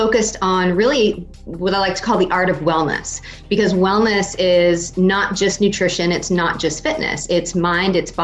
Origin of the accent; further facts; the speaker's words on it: Maine, United States; moved away as an adult; also born or lived in Schenectady, New York; I moved back up to Maine to take a role with, at the time it was MBNA America. It's now, of course, Bank of America. Oh, okay. Yeah. Wonderful stint, back in my home state